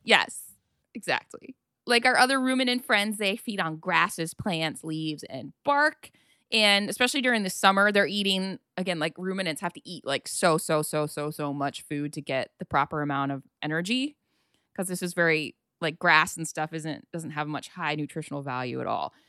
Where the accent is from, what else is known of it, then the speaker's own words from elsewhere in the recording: Ohio, United States; growing up in Ohio